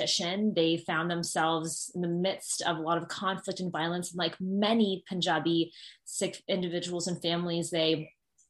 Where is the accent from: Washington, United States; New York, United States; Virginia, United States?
Virginia, United States; Northern; growing up in Northern Virginia, being biracial